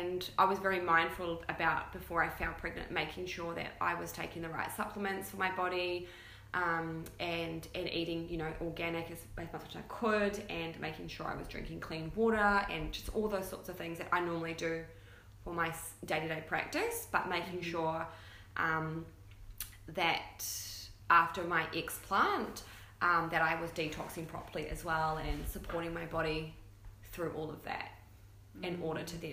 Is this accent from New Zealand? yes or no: yes; New Zealand; now in Gold Coast, Australia; And we live here on the Gold Coast. I'm from New Zealand originally, though.